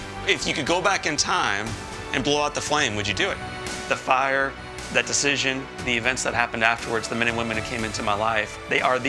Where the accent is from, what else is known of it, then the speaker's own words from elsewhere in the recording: St. Louis, Missouri, United States; I grew up in St. Louis. I live in St. Louis, have four babies